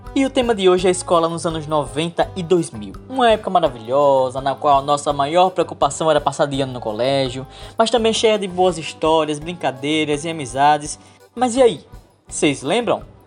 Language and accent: Portuguese; Nossa Senhora do Socorro, Sergipe, Brazil; Eu sou aqui do estado de Sergipe